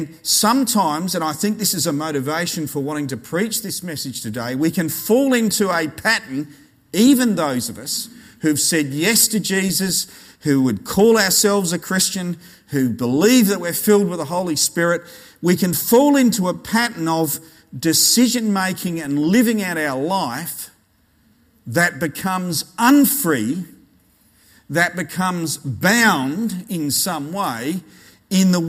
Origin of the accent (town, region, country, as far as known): Australia